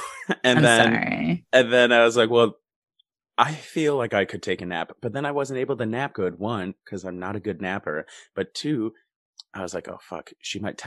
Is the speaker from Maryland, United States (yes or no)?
no; Wisconsin, United States; I grew up famously in Wisconsin